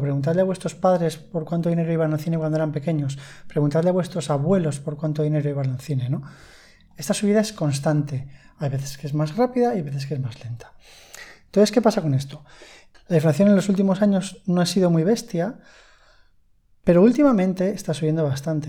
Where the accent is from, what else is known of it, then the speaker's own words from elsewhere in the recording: Spain; en España hablo, que es de donde soy